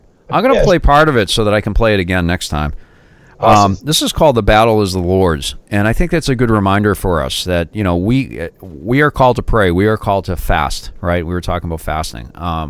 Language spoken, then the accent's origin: English; Boston, Massachusetts, United States; I'm from the Boston area.